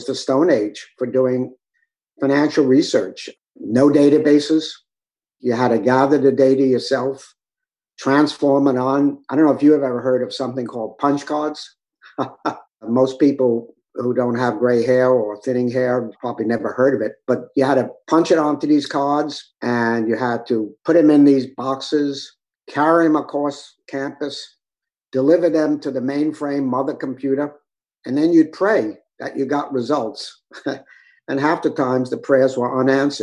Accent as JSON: {"language": "English", "region": "New York", "country": "United States", "tie": "born or raised there", "also_born_or_lived": "Southern California", "said": "Born and raised in New York"}